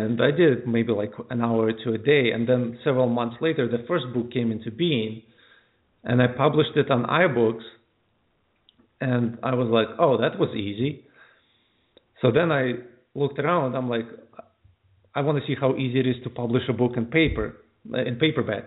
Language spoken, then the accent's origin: English; United States; also born or lived in Ukraine; I was raised in the States for the most part